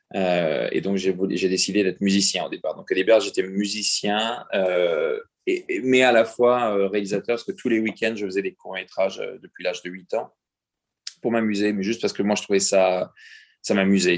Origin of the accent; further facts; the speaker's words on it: France; moved away; je devais quitter la France pour le faire. Et j'ai quitté la France